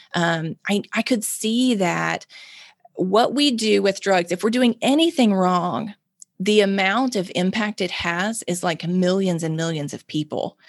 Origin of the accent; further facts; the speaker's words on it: Mississippi, United States; I'm born and raised in Mississippi, lived in Mississippi my whole life